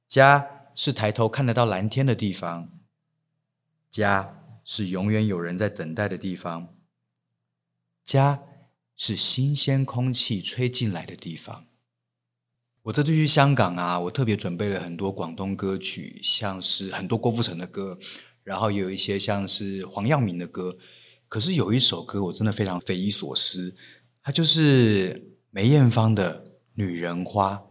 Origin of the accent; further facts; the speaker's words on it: Kaohsiung, Taiwan; moved away; also born or lived in Taipei; 虽然我一直都说我是台北人，但是我其实小时候出生在高雄的凤山的眷村。